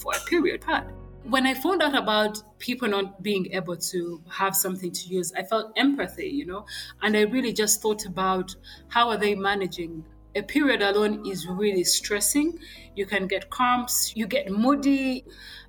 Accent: Kampala, Central Region, Uganda; I was born and raised in Kampala

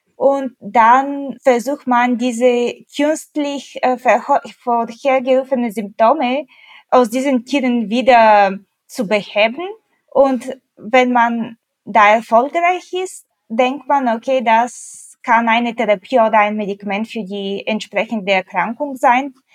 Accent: Bulgaria; now in Germany; ich komme ursprünglich aus Bulgarien

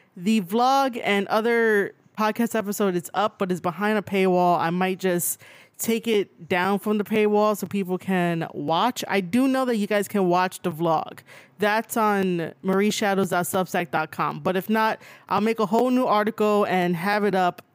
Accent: New York City, New York, United States; also born or lived in Bronx, New York; I was born and raised in Manhattan, and now I stay in the Bronx.

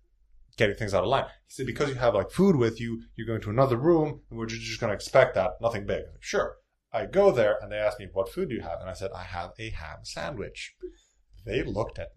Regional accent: Serbia; moved away as an adult; now in Philadelphia, United States; I'm a student from Serbia. I came to go to Drexel

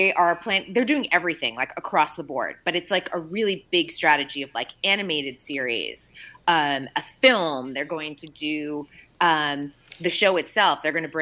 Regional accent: Boston, Massachusetts, United States; accent: Boston; Nobody wants my Boston accent to come out on an Aloha Friday.

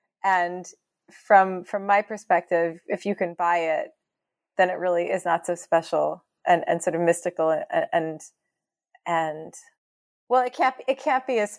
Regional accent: Canada; I had always assumed, oh, I'm Canadian, like we're just like Americans, but a little further north.

